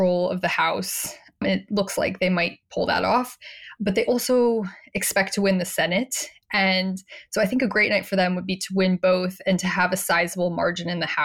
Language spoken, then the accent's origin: English; Arizona, United States; I'm from Arizona